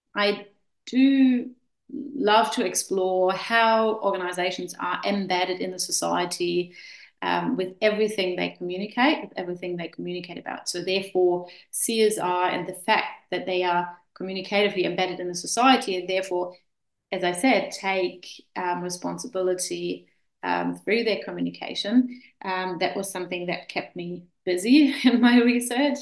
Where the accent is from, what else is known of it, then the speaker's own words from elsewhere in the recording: Germany; moved away as an adult; also born or lived in Vienna, Austria / Klagenfurt, Austria / Hamilton, New Zealand; I'm originally from Germany, and uh, we moved to Austria quite a while, yeah, oh, probably 20 years ago.